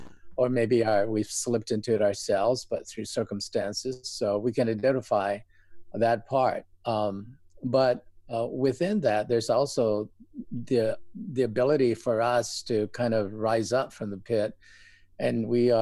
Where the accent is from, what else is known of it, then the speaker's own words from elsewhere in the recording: Hawaii, United States; also born or lived in New York / Boston; I was born and raised here in Hawaii. Did some schooling in New York and Boston, and came back to Hawaii in 1985.